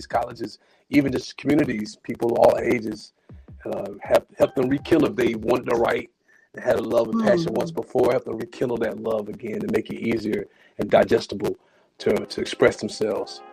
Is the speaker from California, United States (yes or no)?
no; Spartanburg, South Carolina, United States; now in Greenville, United States; I'm from, originally from Spartanburg, South Carolina, residing out in Greenville, which is like 25 minutes apart. But upstate South Carolina, born and bred here